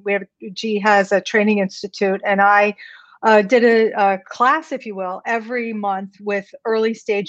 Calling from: New York City, New York, United States; I'm tuning in from New York City.

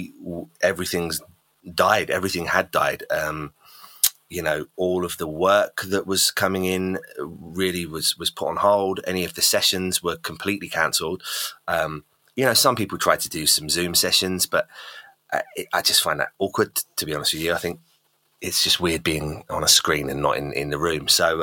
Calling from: Goudhurst, South East England, United Kingdom; No, I'm in London. I'm just below London in a little town called Goudhurst, which is basically just below London. So sunny old UK.

